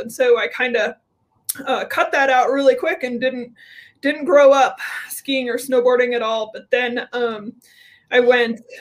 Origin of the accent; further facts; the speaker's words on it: Colorado, United States; I grew up in Colorado